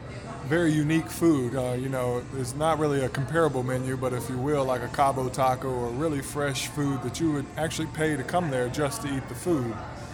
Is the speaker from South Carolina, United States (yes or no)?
yes; Easley, South Carolina, United States; I grew up in Easley, South Carolina, a small town, but right outside of Greenville, South Carolina.